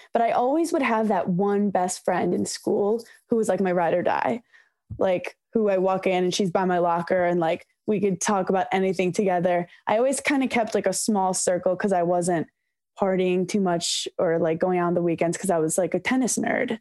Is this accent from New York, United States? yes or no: yes; New York City, New York, United States; growing up in New York City